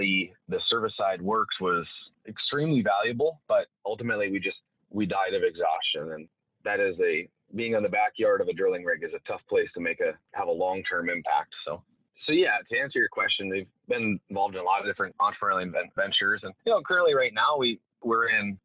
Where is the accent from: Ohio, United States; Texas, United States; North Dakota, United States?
North Dakota, United States; Bottineau; I'm from Bottineau, North Dakota, so it's right up on the Canadian border. So I'm right now actually out on a well site, and I'm looking across the border at Canada. So I grew up here